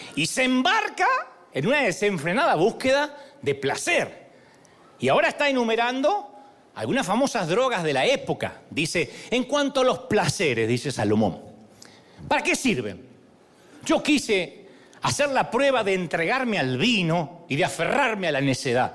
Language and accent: Spanish; Argentina